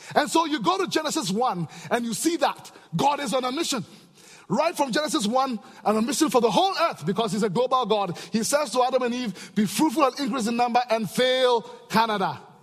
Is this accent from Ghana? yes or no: yes; Ghana; back in Africa, I'm from Ghana, West Africa